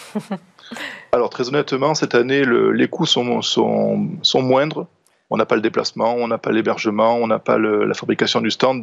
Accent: France; par chez nous en France

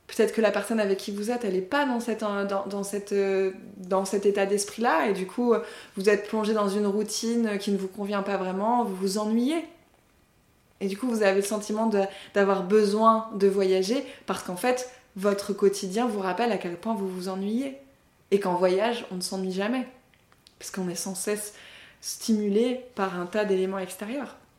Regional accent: Paris suburbs, Île-de-France, France; je me resitue en tant que Française, de la banlieue parisienne, certes, mais Française quand même

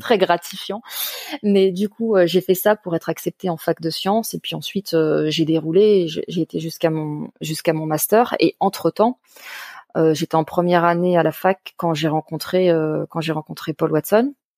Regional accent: Paris suburbs, Île-de-France, France; je suis à la base une enfant de la banlieue parisienne

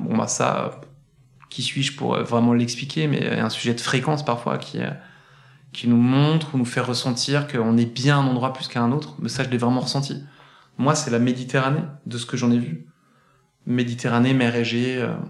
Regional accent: Saint-Étienne, Auvergne-Rhône-Alpes, France; moved away as an adult; now in Paris, France; je suis né, je suis né sur notre belle et magnifique terre verte et charbonneuse de, Saint-Étienne. Euh, il y a quelques années maintenant quand même. Et j'ai grandi

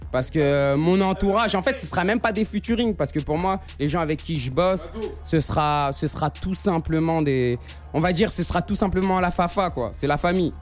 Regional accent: Paris, Île-de-France, France; je viens du 11e arrondissement, secteur 11.

